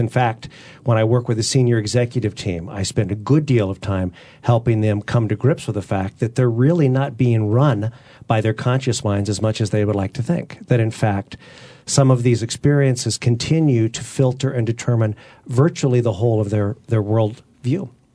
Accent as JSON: {"language": "English", "region": "Utah", "country": "United States", "tie": "born or raised there", "also_born_or_lived": "Southern California", "said": "I was, I was born in Southern California. I'm the son of a, a, a minister and a teacher. And at a very early age, we moved, I was a year old, we moved to Utah"}